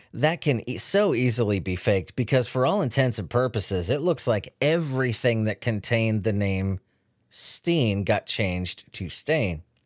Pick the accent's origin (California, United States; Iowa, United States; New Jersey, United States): California, United States; Chula Vista; Chula Vista, where I grew up